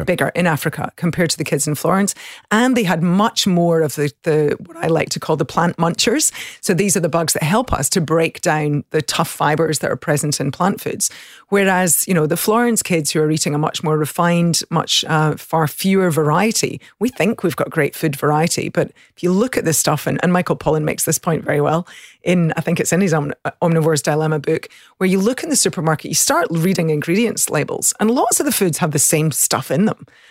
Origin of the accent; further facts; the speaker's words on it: the country south of Glasgow, Scotland, United Kingdom; accent: country accent; moved away; I grew up in the country, um, south of Glasgow, so in the country, which is, I think people are always surprised by my accent, but the country accent tends to be a little softer.